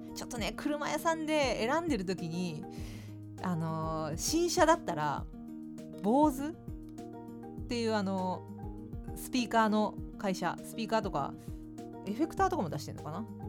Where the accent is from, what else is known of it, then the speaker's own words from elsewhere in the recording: Fukuoka, Japan; moved away; 私の地元福岡